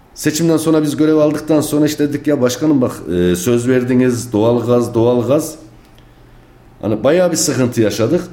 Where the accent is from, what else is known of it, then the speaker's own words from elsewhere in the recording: Kayseri, Kayseri Province, Turkey; 1-1-1973 Kayseri Küçükbürünüz doğumluyum